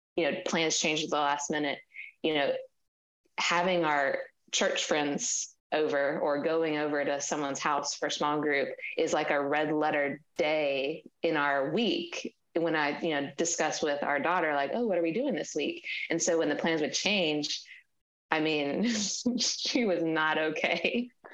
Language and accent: English; Mississippi, United States; also born or lived in Washington, D.C.; now in Maryland, United States; we're from Mississippi, so our family's not close